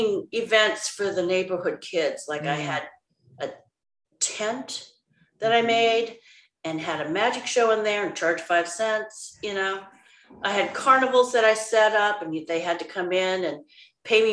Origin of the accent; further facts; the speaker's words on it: Seattle, Washington, United States; moved away as an adult; also born or lived in Boston; I was born here in Seattle